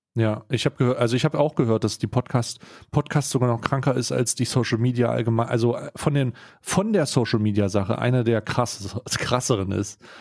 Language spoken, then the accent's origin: German; Switzerland; bei uns in der Schweiz